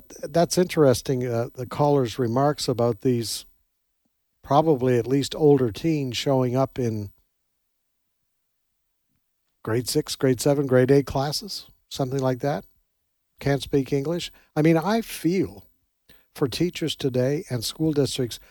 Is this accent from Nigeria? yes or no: no; Canada; now in United States; I come from Canada originally